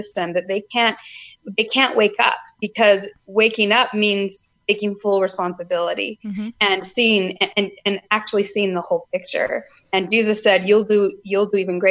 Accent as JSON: {"language": "English", "region": "Utah", "country": "United States", "tie": "born or raised there", "said": "I grew up in Utah"}